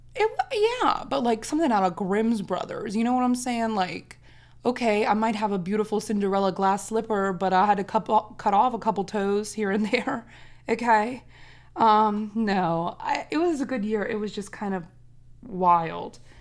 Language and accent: English; Maryland, United States; We're both from Maryland.